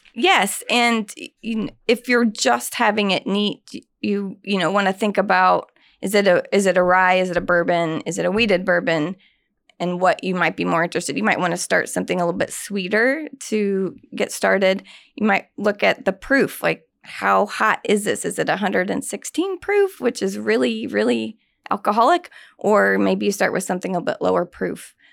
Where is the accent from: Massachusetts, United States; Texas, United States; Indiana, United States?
Indiana, United States; Indianapolis; I grew up on the south side of Indianapolis